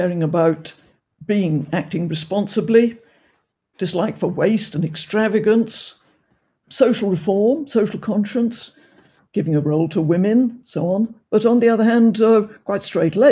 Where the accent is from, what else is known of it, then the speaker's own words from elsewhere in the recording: Oxford, South East England, United Kingdom; I was brought up in Oxford